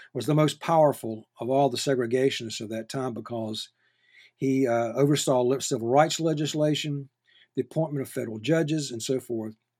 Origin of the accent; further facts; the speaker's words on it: North Carolina, United States; now in Mississippi, United States; I'm from North Carolina myself. That's where I grew up